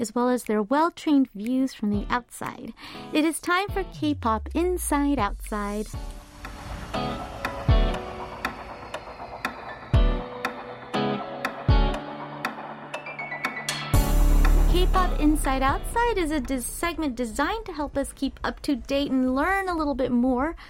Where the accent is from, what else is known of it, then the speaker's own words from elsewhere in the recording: United States; I'm American